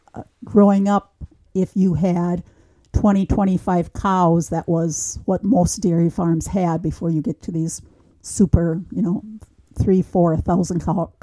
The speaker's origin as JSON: {"language": "English", "region": "Wisconsin", "country": "United States", "tie": "born or raised there", "said": "So I grew up in St. Augustine, Reefs Mills. Tiny little parish, beautiful setting at the top of a hill."}